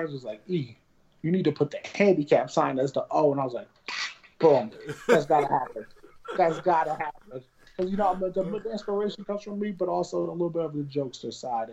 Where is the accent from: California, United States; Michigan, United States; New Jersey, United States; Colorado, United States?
New Jersey, United States; Avenel; my childhood house that I grew up in Avenel, New Jersey, and I'm still here.